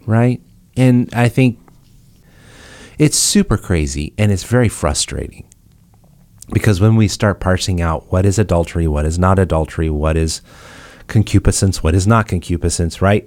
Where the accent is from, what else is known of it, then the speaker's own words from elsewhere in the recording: United States; I'm saying this as an American